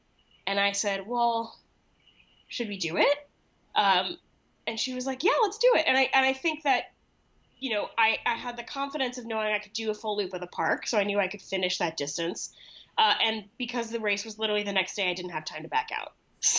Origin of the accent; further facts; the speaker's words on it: Boulder, Colorado, United States; now in New York City, United States; I grew up in Boulder, Colorado, which is obviously at a much higher elevation than New York City where I live now.